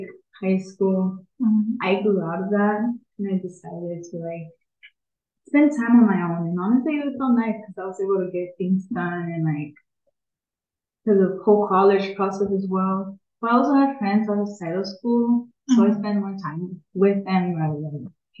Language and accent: English; Oxnard, California, United States; now in Los Angeles, United States; I'm from Oxnard